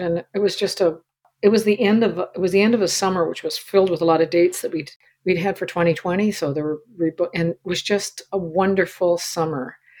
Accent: Canada; I'm a Canadian, and mm. I identify with Canada and the West and stuff in such a significant fashion

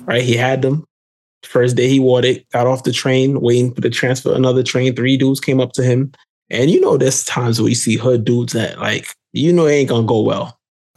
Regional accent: New York City, New York, United States; me growing up in Brooklyn at that time

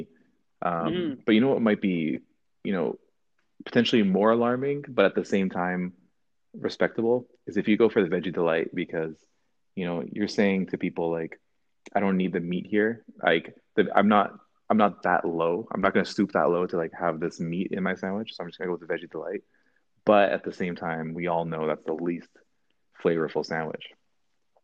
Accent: Canada; we are Canadian boys

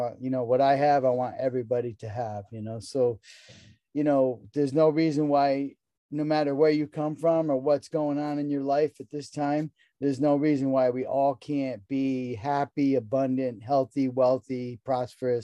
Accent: Connecticut, United States; I grew up in Connecticut in a rural environment

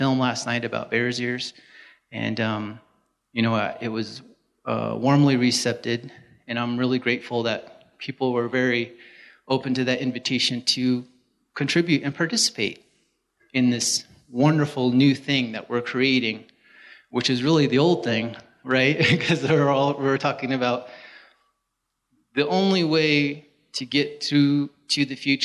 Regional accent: San Juan County, Utah, United States; I'm from San Juan. I grew up here.

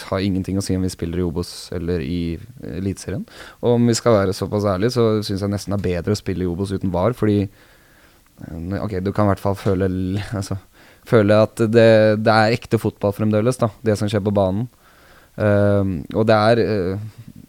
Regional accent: Vestfold, Norway; also born or lived in Sandefjord; now in Oslo, Norway; Jeg er, ikke, jeg er ikke oppvokst i Oslo. Jeg er oppvokst i Vestfold.

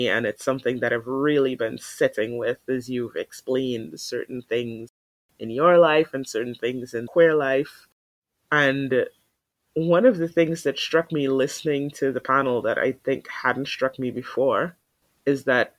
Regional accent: Thailand; people tend to get from my home country when my home country is portrayed outside as anything other than bright and shiny and clean and modern.

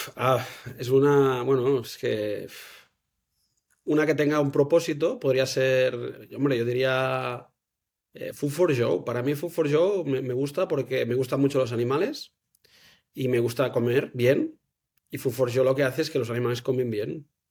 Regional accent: Manresa, Catalonia, Spain; now in Girona, Spain; Soy de Manresa

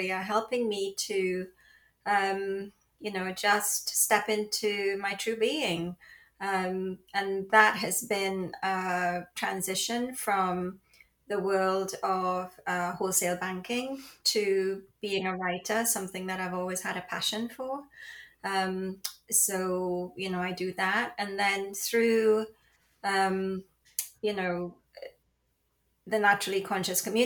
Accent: Trinidad & Tobago; also born or lived in London; now in Florida, United States; I was born in the Caribbean. I'm a child of the Caribbean on the beautiful island of Trinidad. And I spent my early years there. And then I moved to London

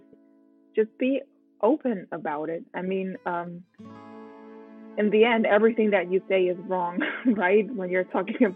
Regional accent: Rome, Lazio, Italy; English is a second language; moved away as an adult; now in Munich, Germany; I was born in Rome. So I'm a native Italian. Okay. And I was raised and I lived there for 18 years

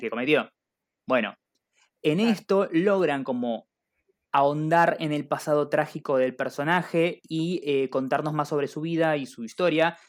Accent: Argentina; como todo buen argentino

